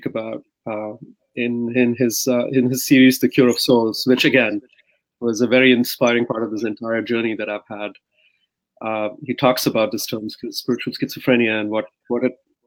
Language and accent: English; Mumbai, Maharashtra, India; so I grew up in India. I grew up in Mumbai